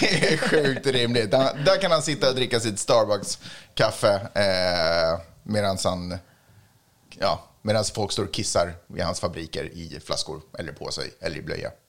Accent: Sweden; jag är svensk

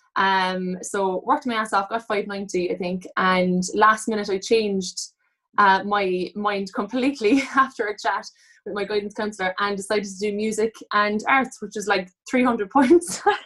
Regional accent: Cork, Munster, Ireland; I'm from Cork

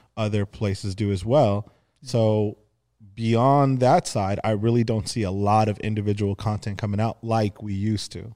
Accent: Los Angeles, California, United States; growing up in the San Fernando Valley, uh, specifically Arlita

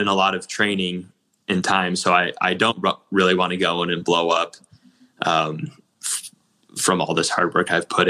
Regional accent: Illinois, United States; moved away as an adult; also born or lived in Nebraska; we're both from Illinois

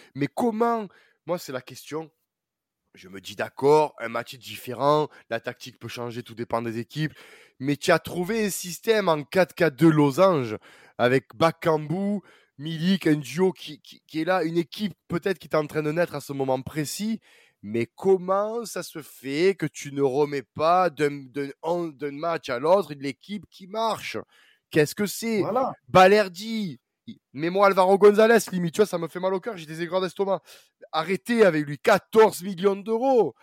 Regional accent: Marseille, Provence-Alpes-Côte d'Azur, France; en tant que Marseillais

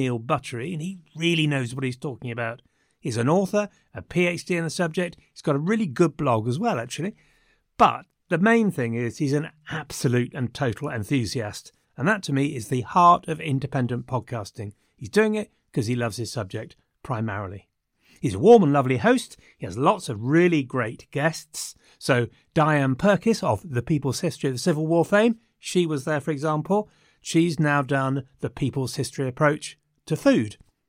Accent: England, United Kingdom; And of course, we are English

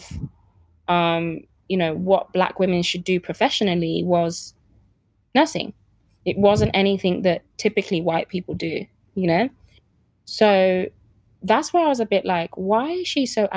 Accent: Birmingham, West Midlands, United Kingdom; also born or lived in Lagos, Nigeria; I'm from Birmingham, and I can easily talk to the kids that I grew up in the estate and talk to them as if I'm from there, because that's where I'm from

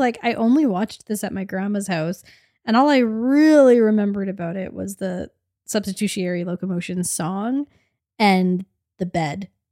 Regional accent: Canada; the Canadian millennial suburban movie loving, came-of-age in the aughts that we are

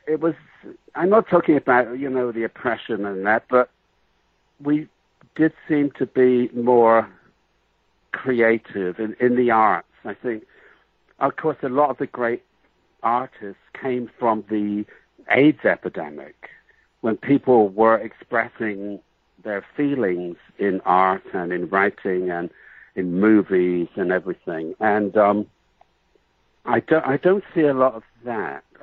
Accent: England, United Kingdom; You know, I'm, I'm a little bit exotic because I came from England, you know, and that's about it.

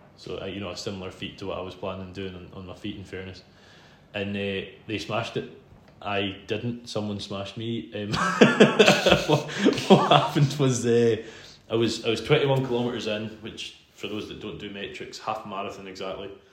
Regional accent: Isle of Arran, Scotland, United Kingdom; I'm from Isle of Arran, um, not the one that's famous for wool, the one that's famous for whiskey

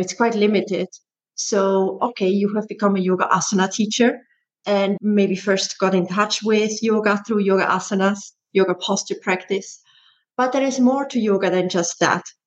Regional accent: Switzerland; moved away as an adult; also born or lived in Netherlands; I'm originally from Switzerland and I emigrated to the Netherlands to become a dancer when I was 19.

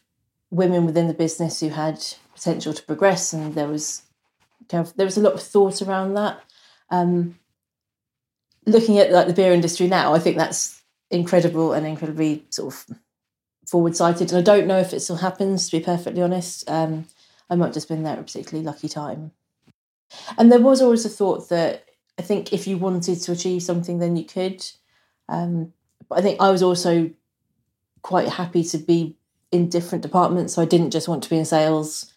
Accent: Suffolk, East of England, United Kingdom; now in Wokingham, United Kingdom; I grew up in Suffolk

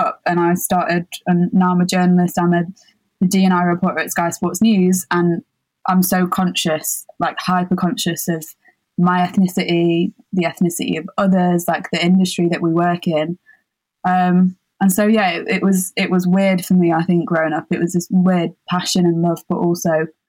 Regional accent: Sheffield, Yorkshire and the Humber, United Kingdom; I grew up in Sheffield

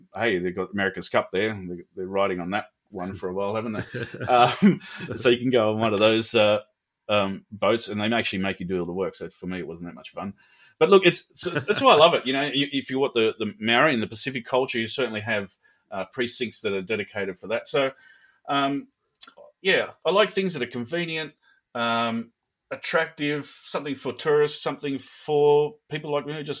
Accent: Sydney, New South Wales, Australia; I'm from Sydney, so we have Darling Harbour

